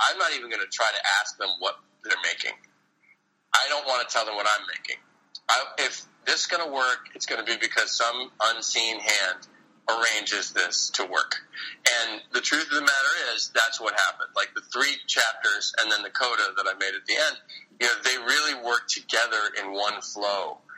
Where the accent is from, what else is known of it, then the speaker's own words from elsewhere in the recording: New York City, New York, United States; we premiere the film on Earth Day in my hometown.